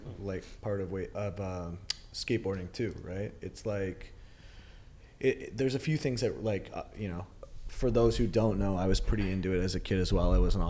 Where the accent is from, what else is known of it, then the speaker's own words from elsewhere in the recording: Canada; moved away as an adult; now in Miami, United States; Like, I grew up in Canada playing hockey.